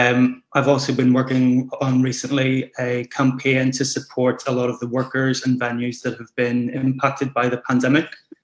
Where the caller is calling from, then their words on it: Manchester, North West England, United Kingdom; I'm dialing in from Manchester right now.